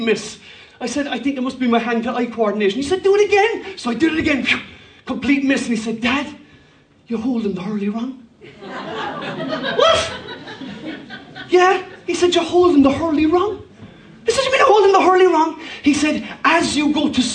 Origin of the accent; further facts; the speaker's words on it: Cork, Munster, Ireland; When I was a young lad, I grew up in Cork.